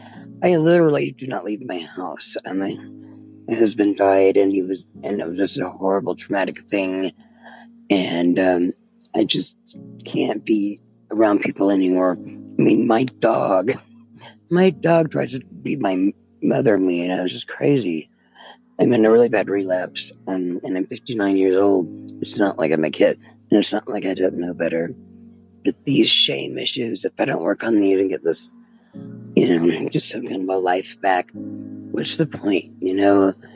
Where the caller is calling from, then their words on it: Albuquerque, New Mexico, United States; I'm calling you from Albuquerque, New Mexico. We call it the 505.